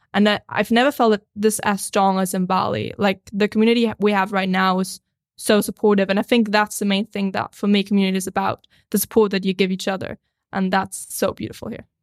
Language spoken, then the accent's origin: English; Austria; moved away; I'm a filmmaker from Austria originally, but I've been traveling the world